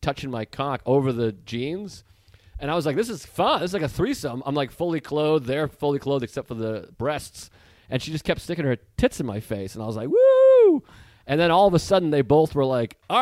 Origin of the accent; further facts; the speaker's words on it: Boston, Massachusetts, United States; moved away; Before I turned 20, I lived in Boston. So I'm from Massachusetts.